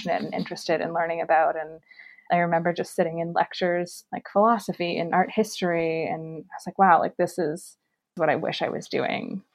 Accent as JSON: {"language": "English", "town": "Kitchener", "region": "Ontario", "country": "Canada", "tie": "born or raised there", "said": "a job at a restaurant group in my hometown of Kitchener-Waterloo"}